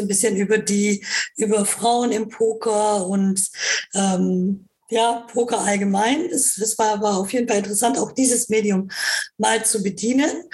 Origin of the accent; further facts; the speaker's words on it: Karlsruhe, Baden-Württemberg, Germany; ich komme ja aus Karlsruhe